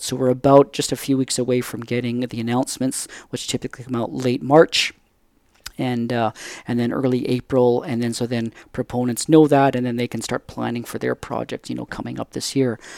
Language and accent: English; Surrey, British Columbia, Canada; I grew up just in the Lower Mainland there, just outside, you know, in, in Surrey